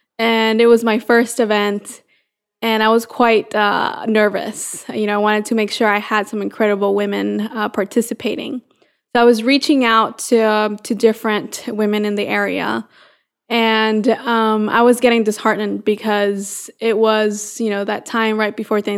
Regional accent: San Pedro Sula, Cortés, Honduras; moved away as an adult; now in United States; So I am from San Pedro Sula, Honduras, so a small country in Central America. And I came here to the U.S. Now about 10 years ago. So back in 2008, I came here for college

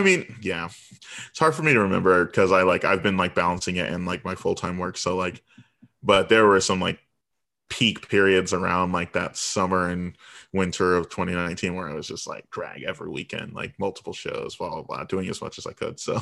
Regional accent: Virginia Beach, Virginia, United States; also born or lived in Chicago; now in Washington, D.C., United States; I was born in Chicago, but I was raised in Virginia Beach, and now I'm in D C

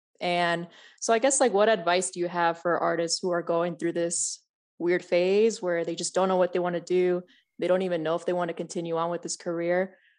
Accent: San Diego, California, United States; San Diego.

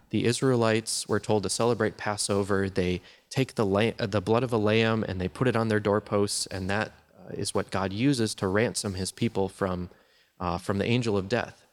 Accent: Wisconsin, United States; I grew up in Wisconsin, which is the land of cheese and, uh, Green Bay Packers

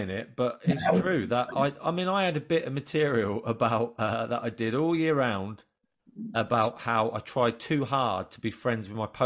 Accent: Yorkshire and the Humber, United Kingdom; Because we're from Yorkshire. Yorkshire is a place where they're very proud

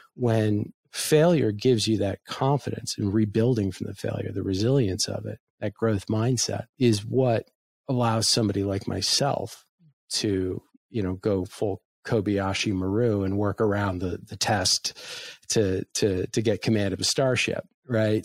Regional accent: United States; I as an American

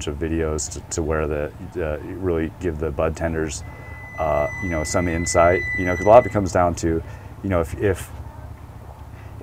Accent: Santa Cruz, California, United States; I grew up in Santa Cruz

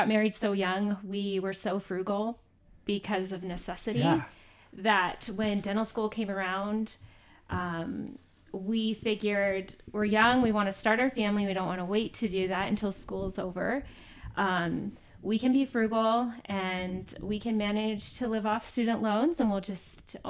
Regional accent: Arizona, United States; we are both born and raised in Arizona. We still live there in Gilbert

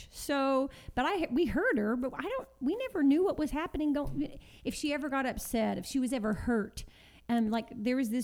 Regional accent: Texas, United States; moved away; we're all from Texas. Our families are still there

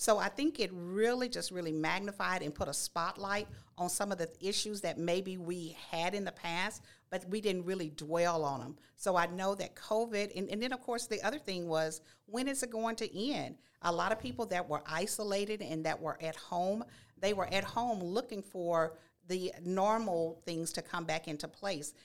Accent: Nacogdoches, Texas, United States; now in Baytown, United States; I am a native of Nacogdoches, born and raised

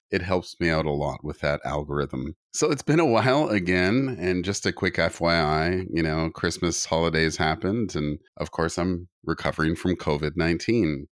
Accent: Canada; I'm Native Canadian

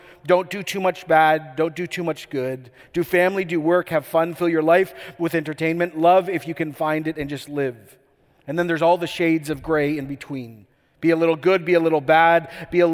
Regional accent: Canada

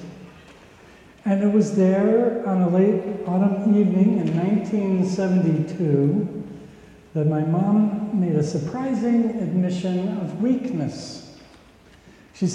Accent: Minnesota, United States; When I was growing up in Minnesota

